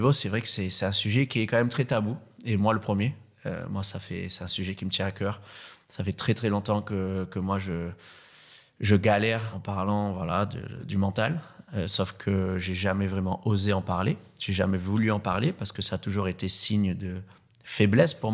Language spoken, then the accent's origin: French; Réunion; born there; euh, je suis né à La Réunion, surfeur professionnel depuis très très longtemps.